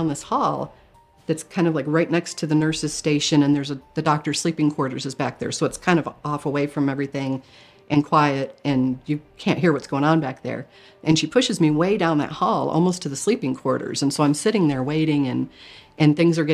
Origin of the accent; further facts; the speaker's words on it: Michigan, United States; I grew up in Michigan, and we were Catholic growing up